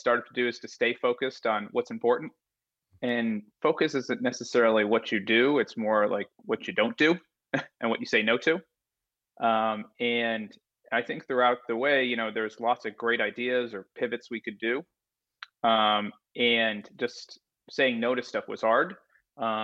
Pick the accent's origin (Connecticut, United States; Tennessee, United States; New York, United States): Connecticut, United States; moved away as an adult; also born or lived in Philadelphia; I'm from Connecticut, like you. Grew up there, went to school in Philadelphia.